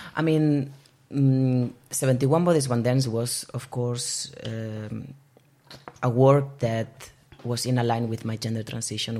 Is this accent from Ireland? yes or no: no; Barcelona, Catalonia, Spain; moved away as an adult; now in Bergen, Norway; I am originally from Barcelona, but I have been living in Bergen since 2016